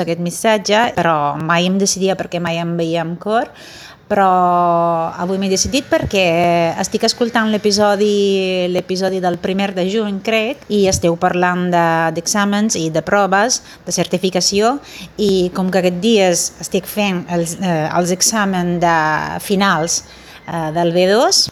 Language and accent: Catalan; Italy; Catalan is a second language; sóc italiana